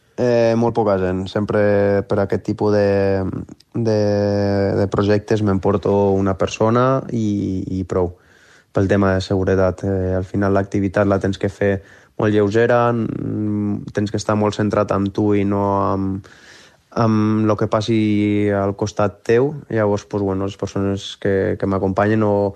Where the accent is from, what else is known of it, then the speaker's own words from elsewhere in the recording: Les, Catalonia, Spain; also born or lived in Vielha; ara estic vivint a Viella, però el meu poble de sempre on està tota la meva família és l'Es, que és a, al fons de la Vall d'Aran